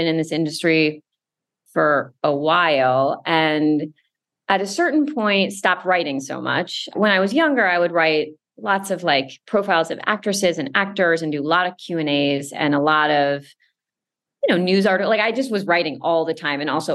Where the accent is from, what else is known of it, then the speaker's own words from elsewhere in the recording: Westchester, New York, United States; I grew up in Westchester outside of New York City. So I'm certainly like a New York person for my entire life